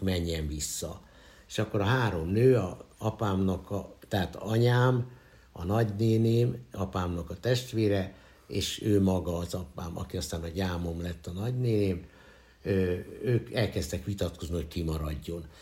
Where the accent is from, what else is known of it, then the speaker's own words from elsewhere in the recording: Budapest, Hungary; az újpesti szülőotthonban születtem